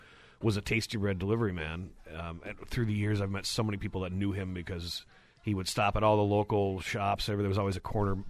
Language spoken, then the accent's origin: English; Duluth, Minnesota, United States; I'm originally from the West End from when it wasn't trendy.